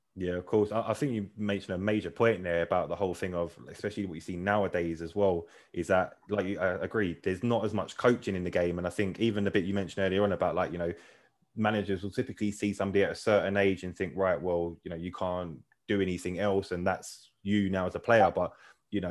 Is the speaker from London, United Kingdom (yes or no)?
yes; London, United Kingdom; I grew up in South London as well